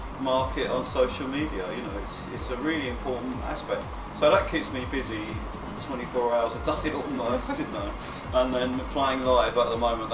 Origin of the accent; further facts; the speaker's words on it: England, United Kingdom; moved away as an adult; also born or lived in Barcelona, Spain; I was born in England, but I actually haven't lived there since 1992